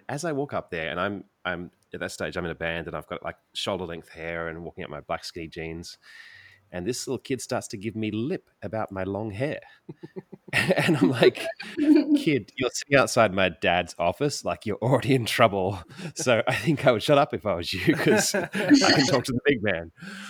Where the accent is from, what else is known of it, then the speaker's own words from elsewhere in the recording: Sydney, New South Wales, Australia; I grew up in Sydney